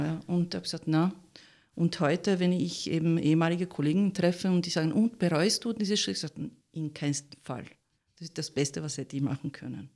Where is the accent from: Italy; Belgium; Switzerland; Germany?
Italy; German is a second language; moved away as an adult; now in Austria; ich bin Italienerin, ganz hundertprozentig. Und äh, ich habe mich verliebt und bin natürlich nach Österreich gekommen